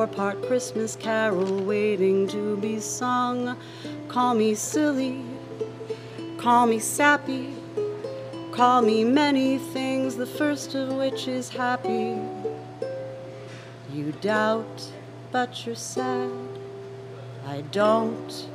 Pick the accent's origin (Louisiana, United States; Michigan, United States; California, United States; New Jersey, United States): New Jersey, United States; moved away; From my home state of New Jersey